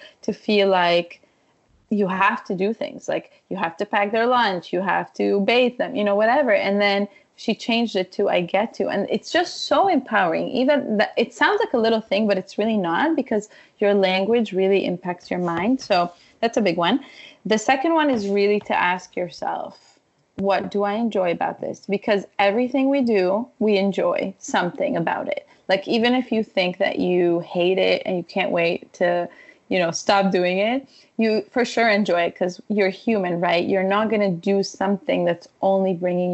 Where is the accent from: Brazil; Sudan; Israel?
Israel; moved away; also born or lived in Ukraine / Jerusalem; I come from Israel. I grew up in Israel